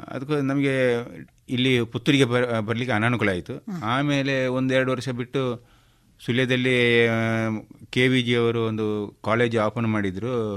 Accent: Sullia, Karnataka, India; moved away as an adult; also born or lived in Bantwal taluk, Karnataka; now in Chikkamagaluru, India; ಹುಟ್ಟಿದ್ದು ಬಂಟ್ವಾಳ ತಾಲೂಕಿನ ಬೆಟ್ಟ ಅರಿಕಾಚೇರಿನಲ್ಲಿ ಅಲ್ಲಿಂದ ನಾನು ಸಣ್ಣದಿರುವಾಗಲೇ ನಮ್ಮ ತಂದೆಯವರು ಸುಳ್ಯಕ್ಕೆ ವಲಸೆ ಹೋದರು

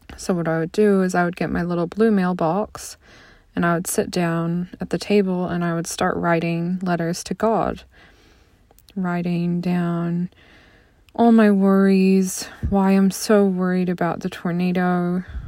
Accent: a little town outside of St. Louis, Missouri, United States; I'm from the Midwest, um, a little town outside of St. Louis, Missouri

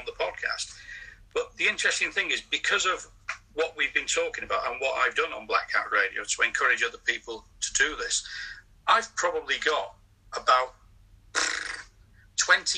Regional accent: the Northwest, North West England, United Kingdom; when I was in my teens, growing up in the Northwest

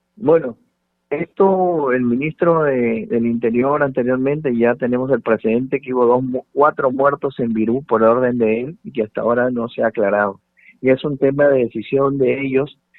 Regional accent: Peru; 32 millones y un poco más que somos los peruanos

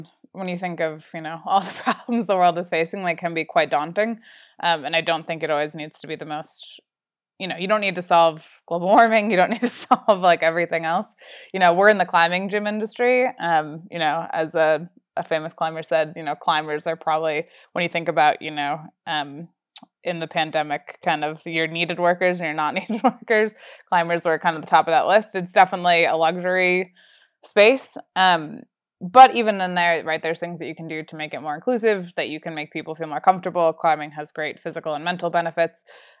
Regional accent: New York, United States; now in Colorado, United States; I grew up outside of Manhattan and just assumed that was how everyone works. Colorado is way chiller than anywhere I've ever lived before.

